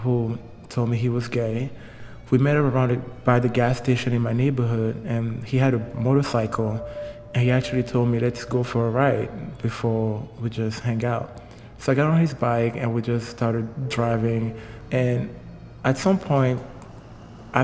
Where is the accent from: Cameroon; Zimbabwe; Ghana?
Cameroon; Douala, Littoral; moved away as an adult; also born or lived in Yaoundé, Cameroon; I was born and raised in Douala, which is the economic capital of Cameroon.